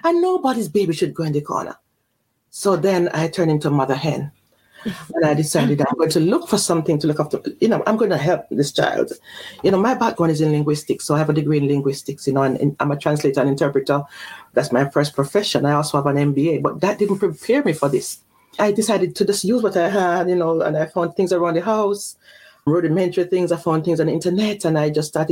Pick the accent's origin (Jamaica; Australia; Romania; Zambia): Jamaica; moved away; also born or lived in Mexico City / Belgium; I was born in Jamaica. And then I was sent off to Mexico City when I was early, young, you know.